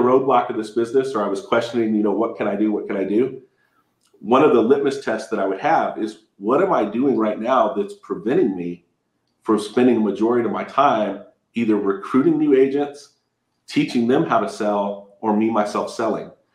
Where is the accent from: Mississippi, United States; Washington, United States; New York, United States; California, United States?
California, United States; Southern; also born or lived in Victorville, California; I'm from Southern California. I, I live in Victorville.